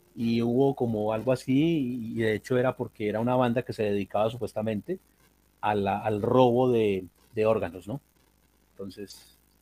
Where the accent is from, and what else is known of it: Colombia